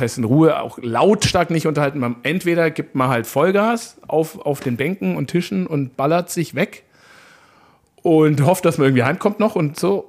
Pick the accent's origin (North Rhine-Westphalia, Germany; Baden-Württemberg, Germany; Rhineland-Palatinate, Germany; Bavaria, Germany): Bavaria, Germany; Munich; ich bin ja da groß geworden, auch auf, ich komme aus dem Süden von München